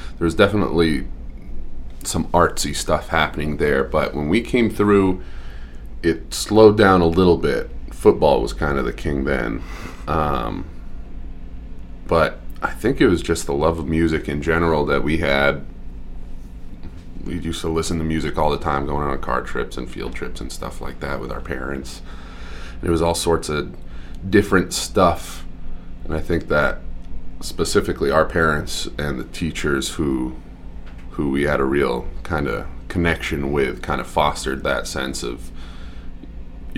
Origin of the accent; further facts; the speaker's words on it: Hollis, Maine, United States; I'm actually from Hollis. I'm on the other side of the river.